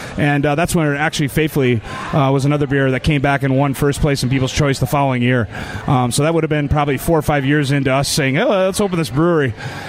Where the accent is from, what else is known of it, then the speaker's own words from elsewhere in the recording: Detroit, Michigan, United States; now in Indiana, United States; I've been in Indiana. I'm originally from Detroit area, and came in 1996.